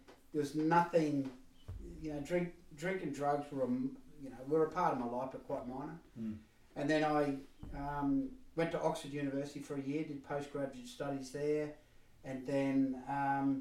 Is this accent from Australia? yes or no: yes; Queensland country, Australia; now in United Kingdom; I'm Australian, grew up in Queensland country